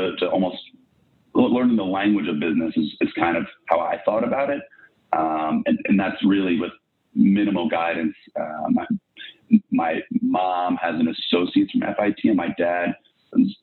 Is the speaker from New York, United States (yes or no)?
yes; Irvington, New York, United States; also born or lived in Riverdale, New York / Manhattan, New York / Boston; I live now a few blocks south of where I was born in Lenox Hill Hospital, but grew up in Riverdale and then Irvington, New York